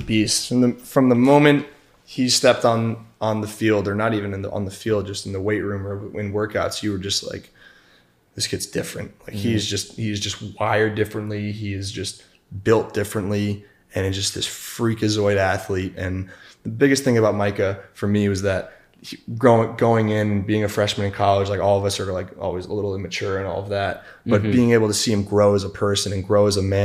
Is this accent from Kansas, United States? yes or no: no; Connecticut, United States; moved away as an adult; I grew up in Connecticut, just 20 minutes from Yale